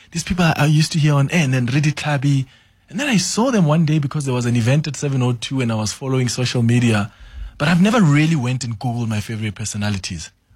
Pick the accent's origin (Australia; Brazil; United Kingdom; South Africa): South Africa; moved away; I'm from Falbank. That's the village where I grew up.